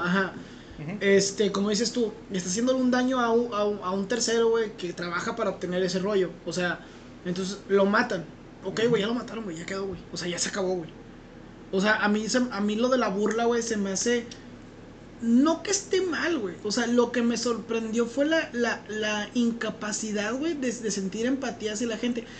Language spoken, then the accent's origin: Spanish; Mexico; nosotros como mexicanos